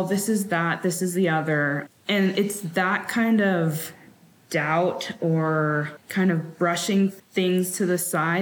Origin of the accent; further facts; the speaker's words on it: Sacramento, California, United States; now in Wyoming, United States; I'm from Sacramento originally, but we currently live in Wyoming